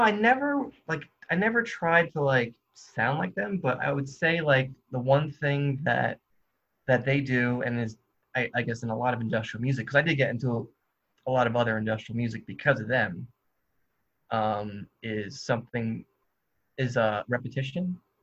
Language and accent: English; New Jersey, United States; moved away as an adult; now in Athens, United States; I was raised in New Jersey. I live in Athens, Georgia for the past four years